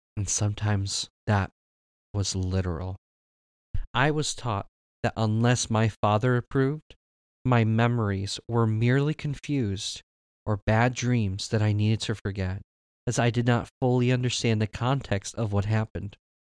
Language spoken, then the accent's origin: English; Michigan, United States; My parents came from Mexico, and I was born here in Michigan